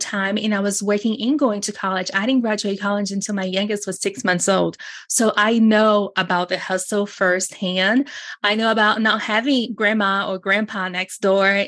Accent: Brazil; English is a second language; moved away; I was born in Brazil. I came from third world country poverty.

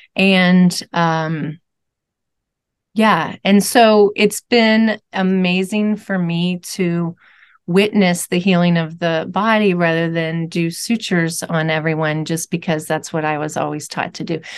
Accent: Louisville, Kentucky, United States; I'm from Louisville, Kentucky.

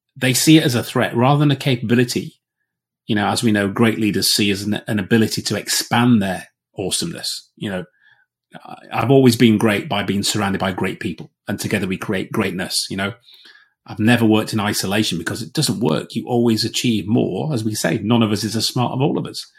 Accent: Yorkshire and the Humber, United Kingdom; I'm a Yorkshireman

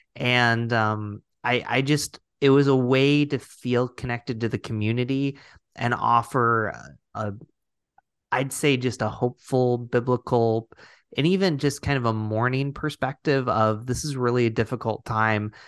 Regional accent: Binghamton, New York, United States; I grew up in Binghamton, New York, not too far from Rochester

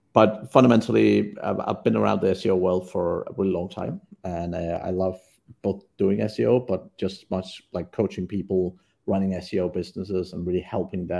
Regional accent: Denmark; moved away as an adult; now in Vietnam; I'm from Denmark originally, but have not lived there for over 20 years

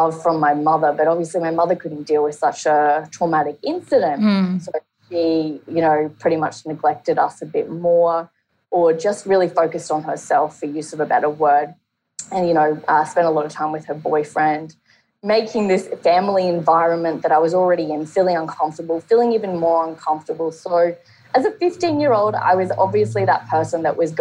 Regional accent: Brisbane, Queensland, Australia; I'm from Brisbane, Australia

